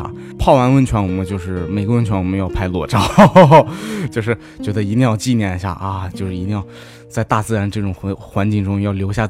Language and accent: Chinese; Shanxi, China; moved away; 因为我家是山西的，河对面就是陕北，